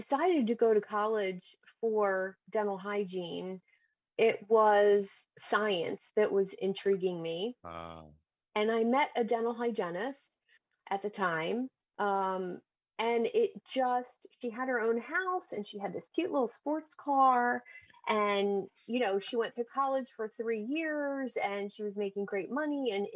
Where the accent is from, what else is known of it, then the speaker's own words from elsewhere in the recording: New Jersey, United States; In South Jersey